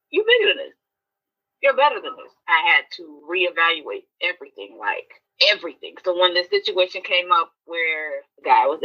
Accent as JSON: {"language": "English", "region": "the South", "country": "United States", "tie": "born or raised there", "said": "And growing up in the South and having 85 percent of my friends were light skinned."}